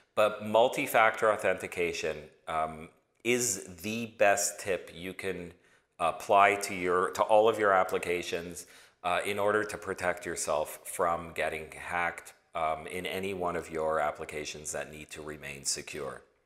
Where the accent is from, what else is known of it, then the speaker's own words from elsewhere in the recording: Toronto, Ontario, Canada; moved away as an adult; also born or lived in New York; originally born and raised in Toronto